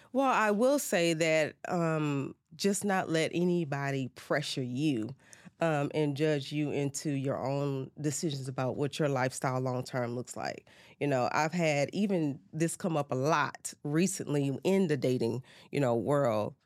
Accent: Baton Rouge, Louisiana, United States; I'm originally from Baton Rouge, Louisiana.

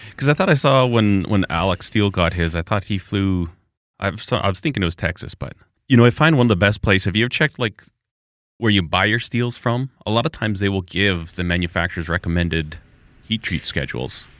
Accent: Alberta, Canada; I'm from Alberta

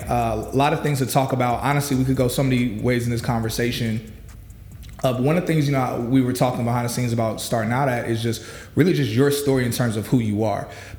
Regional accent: East Chicago, Indiana, United States; born there; Now, I was born in East Chicago. I'm blessed enough that I wasn't raised in East Chicago. Yeah. But I was born there

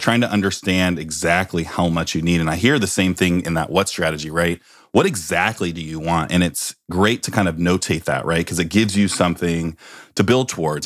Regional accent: Bay Area, California, United States; I grew up in the Bay Area

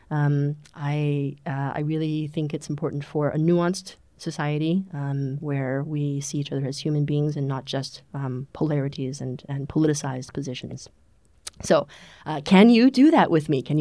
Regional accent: Canada; also born or lived in China; now in Germany; I am a serial immigrant. I was born in China, grew up in Canada, grew up in English Canada and French Canada, and I came to Germany nearly 10 years ago.

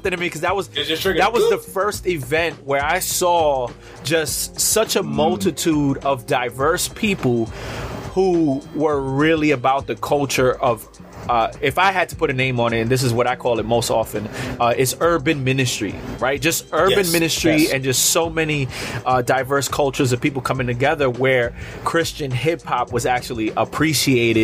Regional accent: New York City, New York, United States; I'm based in New York City, born and bred in New York City.

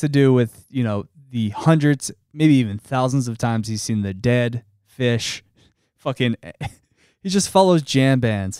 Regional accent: Delaware County, Pennsylvania, United States; I'm not from the mainline. They are too classy for me. I'm from Delco.

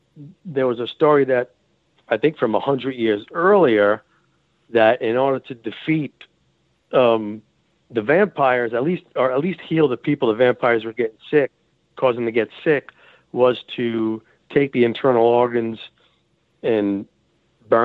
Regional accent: Rhode Island, United States; moved away; that's where I was born and raised in Rhode Island

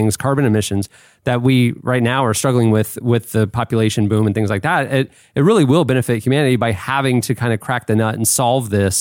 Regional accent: Florida, United States; I was swimming as a child growing up in Florida

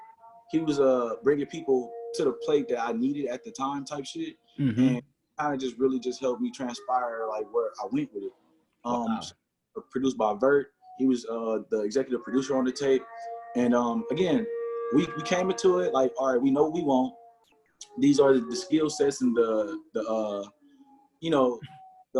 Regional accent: Milwaukee, Wisconsin, United States; growing up on the Northside

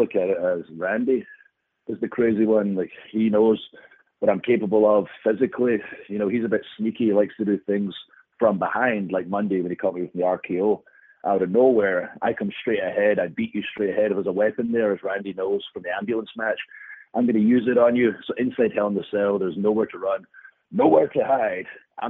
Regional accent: Scotland, United Kingdom; You know, being Scottish gives me the upper hand, where we just love fighting in any situation, generally in a bar.

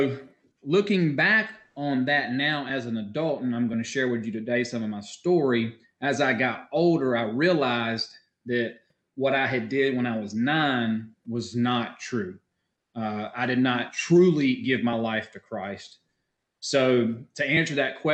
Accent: Warner Robins, Georgia, United States; I did grow up here in Warner Robins. I've lived here all my life

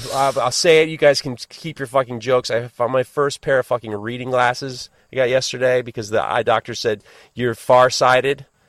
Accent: United States; as an American

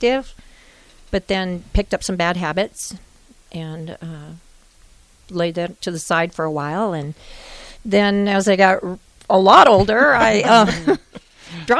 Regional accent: Omaha, Nebraska, United States; also born or lived in Wyoming; I grew up in Omaha.

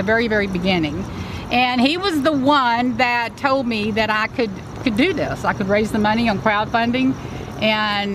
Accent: Houston, Texas, United States; I'm a city girl. You know, I wasn't raised on the ranch. Mm-hmm. I was raised in Houston

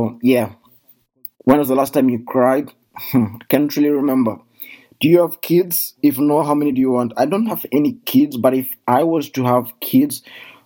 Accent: Kenya; now in Germany; I come from Kenya and currently I live in Germany

